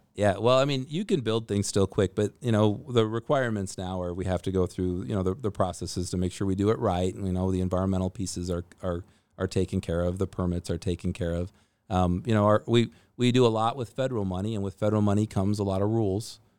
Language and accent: English; Minnesota, United States; moved away as an adult; also born or lived in Fairbanks, Alaska; now in Alaska, United States; I grew up in Minnesota in kind of the, the middle of Minnesota and Lakes Country